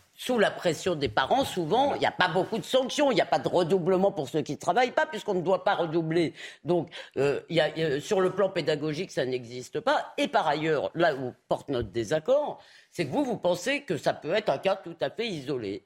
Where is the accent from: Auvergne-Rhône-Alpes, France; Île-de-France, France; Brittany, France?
Île-de-France, France; Épinay-sur-Seine; Moi, quand j'étais gamine à Épinay-sur-Seine